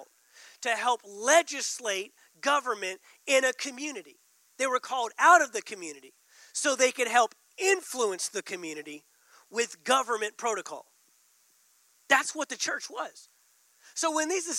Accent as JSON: {"language": "English", "region": "Texas", "country": "United States", "said": "being from Texas"}